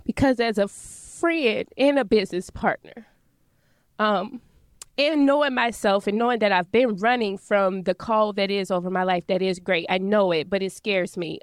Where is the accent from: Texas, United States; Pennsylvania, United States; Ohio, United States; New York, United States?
Ohio, United States; Dayton; moved away as an adult; now in St. Louis, United States; I wasn't planning to come back to Dayton